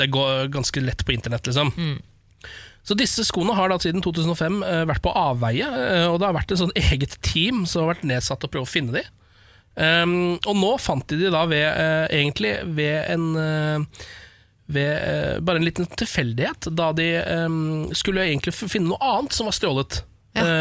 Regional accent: Norway; also born or lived in Alta / Moss; Dette er de to byene jeg er fra, bare så det er sagt. Ja. Jeg er fra Alta, Moss. Mutter'n er fra Moss, og fatter'n er fra Alta.

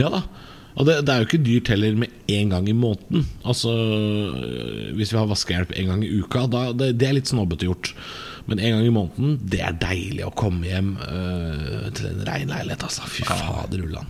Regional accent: Drammen, Buskerud, Norway; jeg er fra Drammen

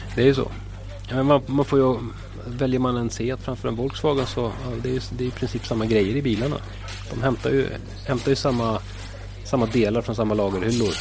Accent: Stockholm, Stockholm County, Sweden; jag är ju själv stockholmare

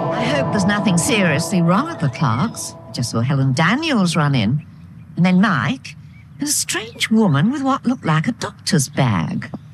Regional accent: Melbourne, Victoria, Australia; now in Ireland; I'm not only from Australia, I'm from Melbourne where Neighbours was filmed.

